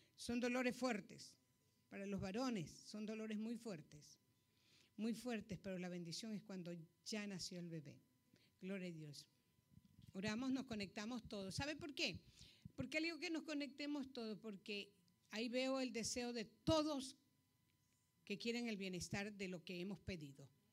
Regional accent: Ecuador; moved away; Soy ecuatoriana

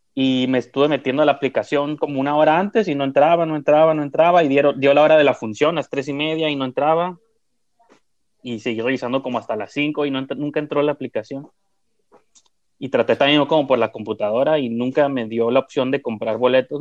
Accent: northern Mexico, Mexico; somos norteños

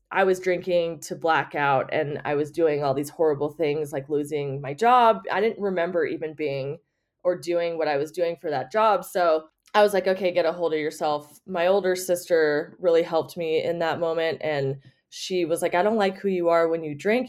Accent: Las Vegas, Nevada, United States; also born or lived in Reno, Nevada; I was born in Vegas, and I got a scholarship to University of Nevada, Reno

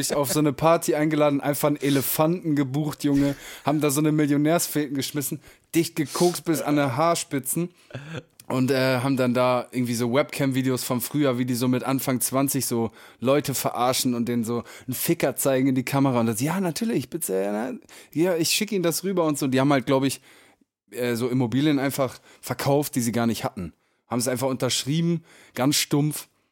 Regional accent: Emsland, Lower Saxony, Germany; wir kommen ja beide aus dem Emsland

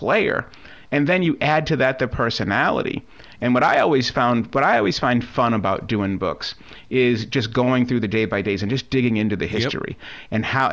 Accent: Boston, Massachusetts, United States; I grew up in Boston.

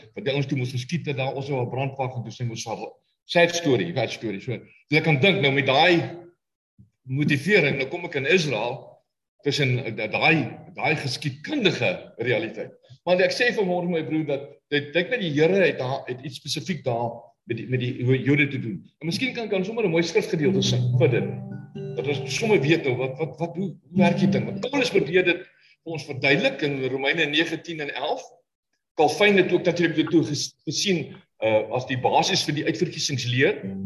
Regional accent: South Africa; moved away; ons Suid-Afrikaners

